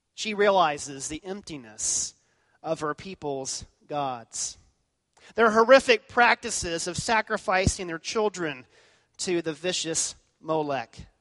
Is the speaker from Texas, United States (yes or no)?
yes; Texas, United States; I was from Texas